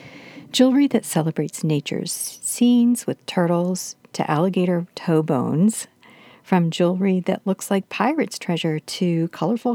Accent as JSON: {"language": "English", "region": "Florida", "country": "United States", "tie": "born or raised there", "said": "my home state of Florida"}